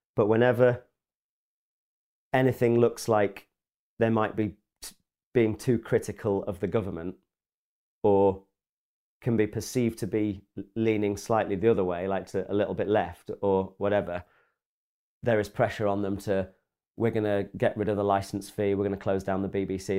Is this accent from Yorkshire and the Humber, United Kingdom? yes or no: yes; Grimsby, Yorkshire and the Humber, United Kingdom